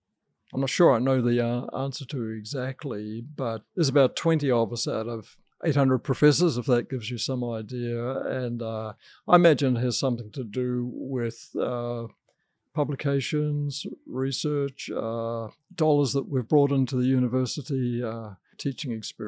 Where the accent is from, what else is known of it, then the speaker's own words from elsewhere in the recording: New Zealand; I was brought up a vegetarian in New Zealand